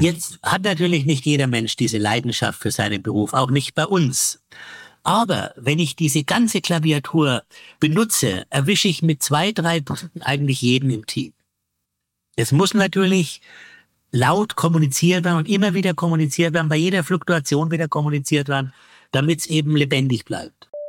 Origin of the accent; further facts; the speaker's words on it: Bavaria, Germany; bei uns in Bayern die BayBG